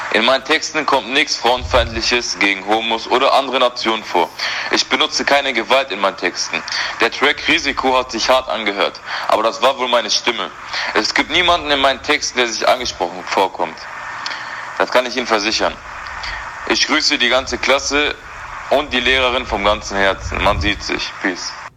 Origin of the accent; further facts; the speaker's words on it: Essen, North Rhine-Westphalia, Germany; Ich bin hier geboren, in Essen